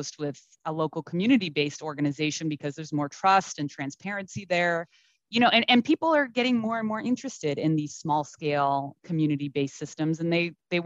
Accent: East Coast, United States; now in Los Angeles, United States; I'm from the East Coast originally

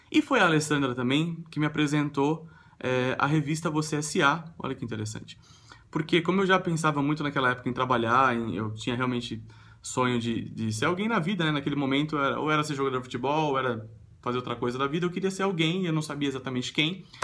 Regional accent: Sorocaba, São Paulo, Brazil; eu nasci em São Paulo e mudei para Sorocaba, que é uma cidade no interior de São Paulo.

